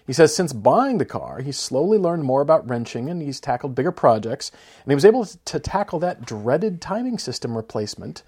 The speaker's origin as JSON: {"language": "English", "town": "Fort Collins", "region": "Colorado", "country": "United States", "tie": "born or raised there", "said": "Fort Collins, Colorado, my hometown, where I, where I grew up"}